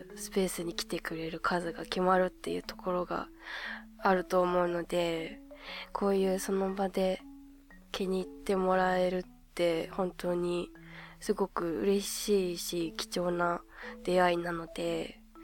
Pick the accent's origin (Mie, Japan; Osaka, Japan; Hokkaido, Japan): Hokkaido, Japan; 地元の北海道